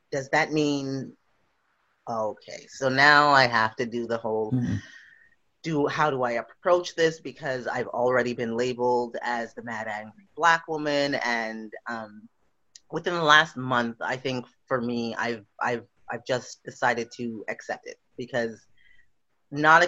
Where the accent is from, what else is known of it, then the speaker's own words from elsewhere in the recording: Montreal, Quebec, Canada; moved away as an adult; also born or lived in Trinidad (parents); now in Victoria, Canada; I live and I come from Montreal, Quebec